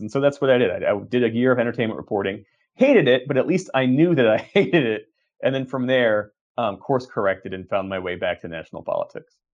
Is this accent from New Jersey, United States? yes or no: yes; Voorhees, New Jersey, United States; I grew up outside of Philadelphia, uh, in Sou-, South Jersey, Voorhees, New Jersey.